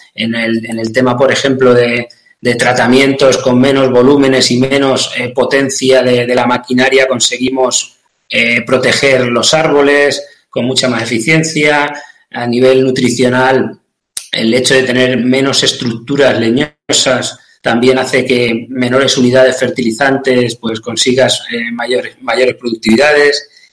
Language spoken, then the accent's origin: Spanish; San Clemente, Castilla-La Mancha, Spain; soy de San Clemente, un pueblo de Cuenca, de Castilla-La Mancha